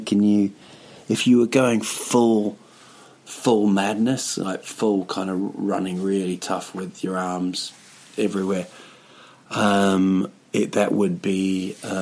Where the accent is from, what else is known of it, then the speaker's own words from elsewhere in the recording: Rotorua, Bay of Plenty, New Zealand; now in Stockholm, Sweden; Yeah, it's my hometown, a place called Rotorua